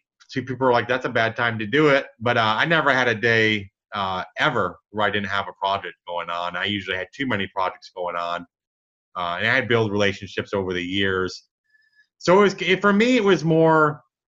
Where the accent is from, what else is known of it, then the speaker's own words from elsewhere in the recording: Michigan, United States; now in Dallas, United States; I grew up in Michigan. I'm in Dallas now